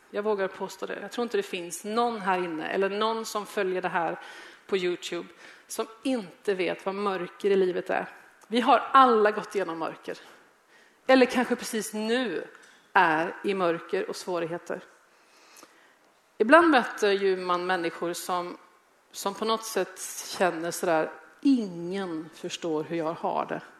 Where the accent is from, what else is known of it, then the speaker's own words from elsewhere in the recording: Gothenburg, Västra Götaland, Sweden; moved away as an adult; now in Malmö, Sweden; Jag kom till Malmö från Göteborg som 25-åring. Jag var ung, jag hade aldrig haft ett jobb